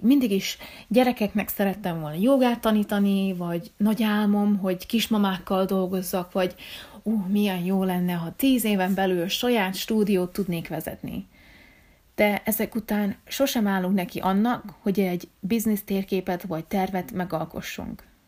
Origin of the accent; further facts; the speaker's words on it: Hungary; én magyar vagyok